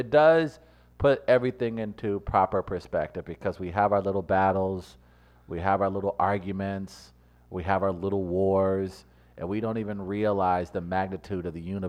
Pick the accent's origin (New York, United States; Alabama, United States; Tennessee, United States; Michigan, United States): New York, United States; So, man, when as a New Yorker, we don't stress out about those things, man.